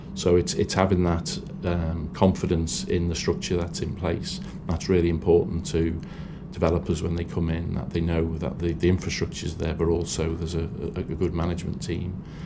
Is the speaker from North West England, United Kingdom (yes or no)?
yes; Liverpool, North West England, United Kingdom; I'm from Liverpool and I'm proud of, of that status